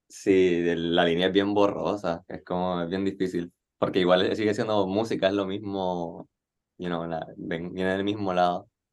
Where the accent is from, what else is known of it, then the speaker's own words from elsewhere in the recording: Nicaragua; moved away as an adult; now in Puerto Rico; soy nicaragüense y no me crié acá. Yo vine a Puerto Rico en el 2017 a estudiar